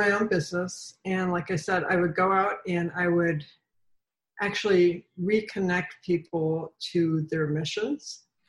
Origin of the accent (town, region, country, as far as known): Seattle, Washington, United States; now in Virginia, United States